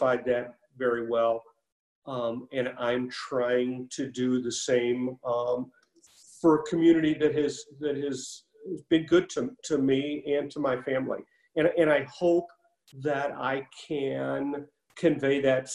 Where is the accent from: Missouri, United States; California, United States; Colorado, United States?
Missouri, United States; Creve Coeur; my mother still lives in the house that I grew up in Creve Coeur